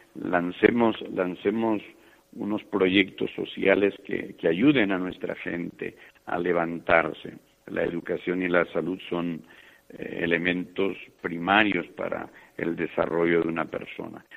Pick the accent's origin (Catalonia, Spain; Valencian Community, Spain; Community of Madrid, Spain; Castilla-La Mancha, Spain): Catalonia, Spain; Calonge; born or raised there; also born or lived in Granada, Spain; now in Guatemala